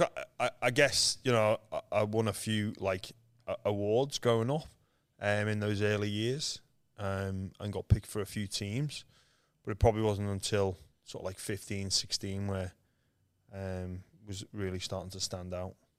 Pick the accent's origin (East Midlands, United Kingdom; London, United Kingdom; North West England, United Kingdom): North West England, United Kingdom; Liverpool; moved away as an adult; now in Australia; I was born in Liverpool, England, um, where there's no rugby league